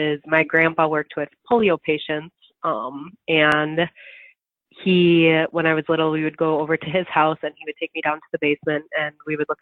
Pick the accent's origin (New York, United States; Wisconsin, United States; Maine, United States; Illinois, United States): Wisconsin, United States; Stoughton; So I am from the Madison area, actually. I'm about 30 minutes south of Madison from Stoughton